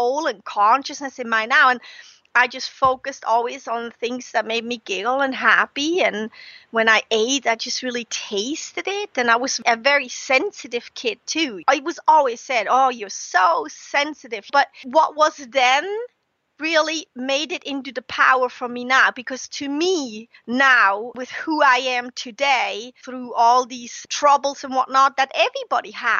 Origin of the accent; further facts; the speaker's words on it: Switzerland; moved away as an adult; now in United States; I grew up in Switzerland, was born and grew up and raised in Switzerland.